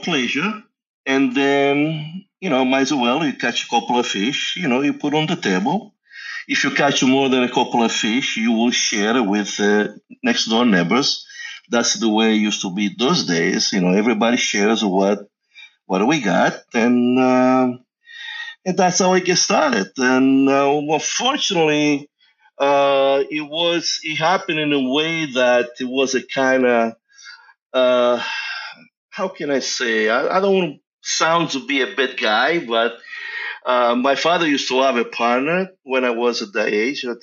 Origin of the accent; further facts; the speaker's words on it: Sicily, Italy; moved away; Born and raised in Sicily, Italy, which is south of Italy, is an island, basically by the water, the Mediterranean Sea, and that's where I was born, long time ago